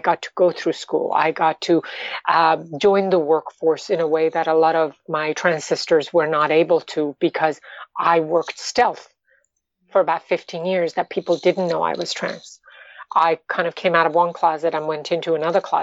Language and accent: English; New York, United States; also born or lived in Iran; I am an Iranian American, but you know, I'm basically a New Yorker.